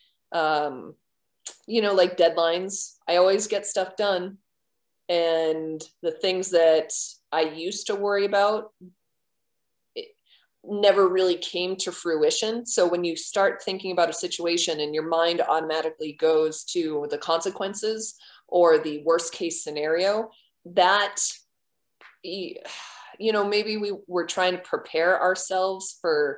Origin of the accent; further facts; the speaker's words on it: Merrimack, New Hampshire, United States; I'm from Merrimack, New Hampshire.